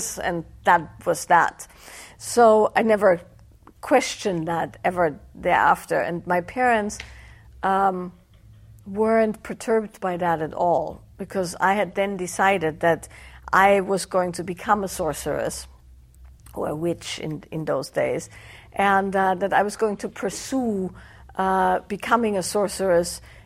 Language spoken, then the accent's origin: English; Austria; the area where I grew up in Austria is Celtic by origin